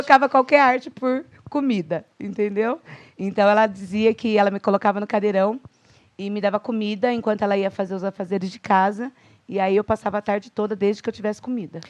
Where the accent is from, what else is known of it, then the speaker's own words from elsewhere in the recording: Itatiba, São Paulo, Brazil; moved away as an adult; also born or lived in Valinhos; now in Campinas, Brazil; Eu sou um pouquinho mais interior, eu sou de Itatiba